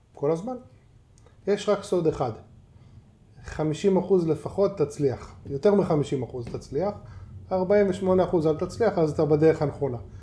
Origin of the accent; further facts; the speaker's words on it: Tel Aviv, Tel Aviv District, Israel; נולדתי ליד דיזנגרוף סנטר. גרנו שם כל החיים, זו השכונה שלי